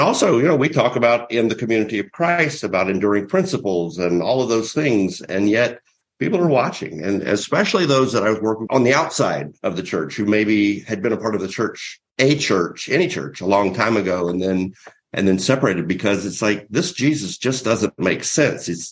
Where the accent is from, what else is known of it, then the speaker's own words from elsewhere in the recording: the South, United States; I grew up in the South, and our church was taboo, and all of my friends were Southern Baptists.